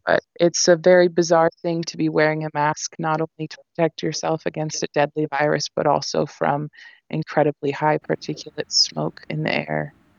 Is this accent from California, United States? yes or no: yes; Santa Cruz, California, United States; my hometown here